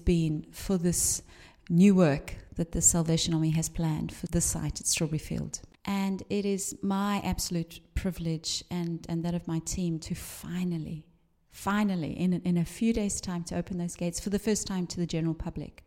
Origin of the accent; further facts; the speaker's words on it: Cape Town, Western Cape, South Africa; also born or lived in London / East Anglia; now in Liverpool, United Kingdom; I grew up in South Africa